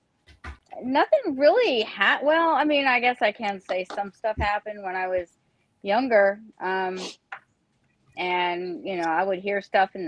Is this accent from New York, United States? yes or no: no; Matoaca, Virginia, United States; I grew up in Matoaka, which is it's a country town right outside of Petersburg.